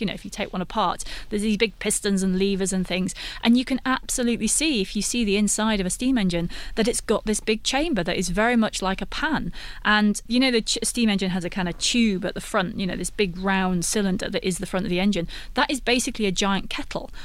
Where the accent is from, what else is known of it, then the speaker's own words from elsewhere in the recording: United Kingdom; I'm British